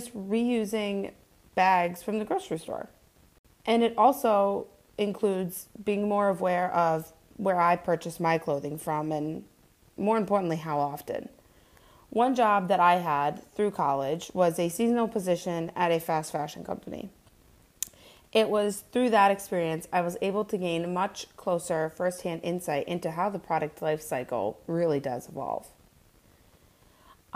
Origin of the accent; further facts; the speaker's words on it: Scranton, Pennsylvania, United States; also born or lived in Poughkeepsie, New York; born and raised in Scranton, Pennsylvania